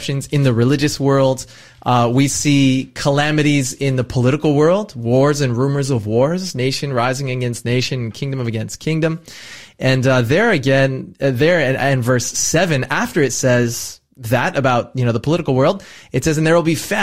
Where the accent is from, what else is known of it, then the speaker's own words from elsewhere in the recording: United States; as an American